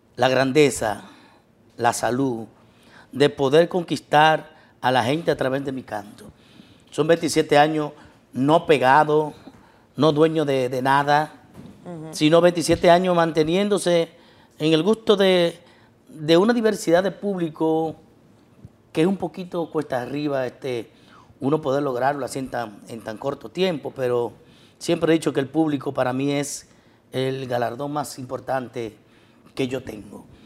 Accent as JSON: {"language": "Spanish", "town": "Bonao", "region": "Monseñor Nouel", "country": "Dominican Republic", "said": "mi pueblo de Bonao, primeramente donde soy, con orgullo"}